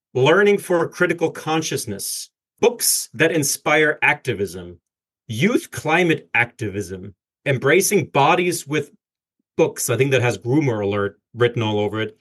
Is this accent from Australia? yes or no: no; Germany; as a german